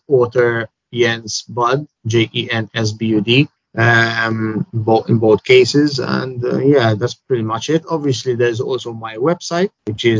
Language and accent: English; Malta; born or raised there; first language English